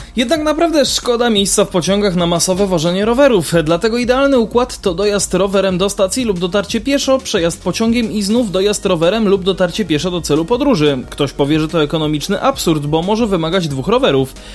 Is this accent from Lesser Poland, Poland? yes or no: yes; Lesser Poland, Poland; po tym naszym pięknym regionie